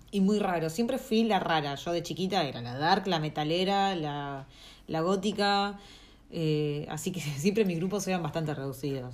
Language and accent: Spanish; Argentina; moved away as an adult; aprender español de un argentino es como querer aprender inglés de un australiano, justamente. O sea, porque somos los que más, eh, ¿cómo se dice?, deformamos el, idioma